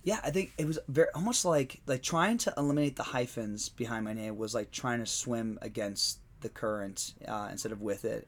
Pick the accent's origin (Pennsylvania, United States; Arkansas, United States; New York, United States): Pennsylvania, United States; moved away; my hometown in Pennsylvania